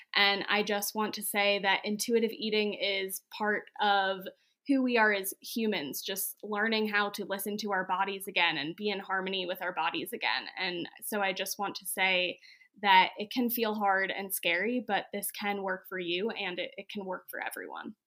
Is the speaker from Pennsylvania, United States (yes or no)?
yes; Pennsylvania, United States; moved away; I grew up in Pennsylvania